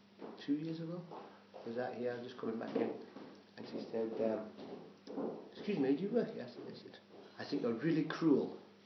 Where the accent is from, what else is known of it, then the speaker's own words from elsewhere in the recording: Sheffield, Yorkshire and the Humber, United Kingdom; moved away as an adult; also born or lived in London; now in Scotland, United Kingdom; I'm from Sheffield, which is Yorkshire in the middle, right in the middle.